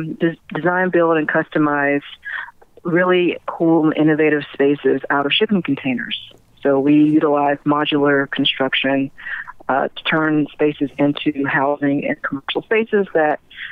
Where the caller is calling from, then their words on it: Atlanta, Georgia, United States; I'm calling from Atlanta.